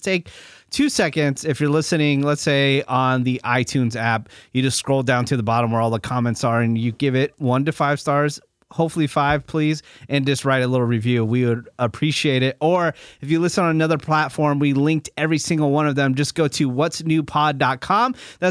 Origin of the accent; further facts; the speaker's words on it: San Francisco, California, United States; I lived 3 minutes from the beach in San Francisco.